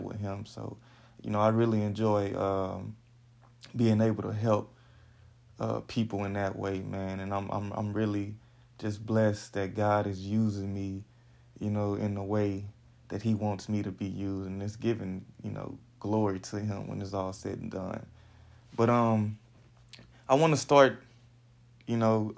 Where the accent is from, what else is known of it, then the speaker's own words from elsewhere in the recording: Houston, Texas, United States; So I'm from Houston, Texas, you know, born and raised in the H-Town